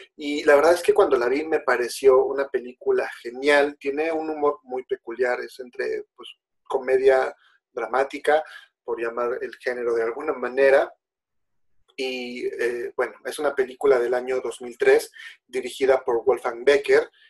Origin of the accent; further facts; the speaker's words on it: Mexico; nosotros como mexicanos